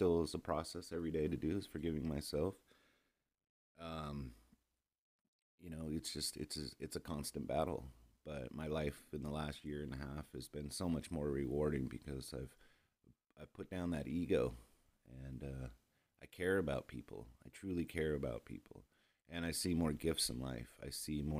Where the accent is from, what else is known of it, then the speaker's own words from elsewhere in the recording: Long Beach, California, United States; moved away as an adult; now in Austin, United States; I grew up in Long Beach, California in the early 70s, 80s, 90s.